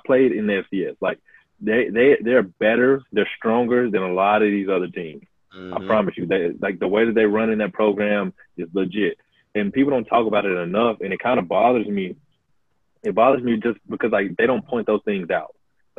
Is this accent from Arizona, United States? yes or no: no; Alabama, United States; I'm from Alabama